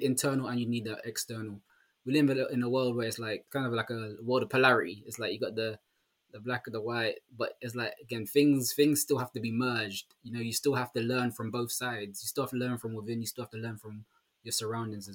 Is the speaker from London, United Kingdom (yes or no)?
yes; London, United Kingdom; I'm actually from London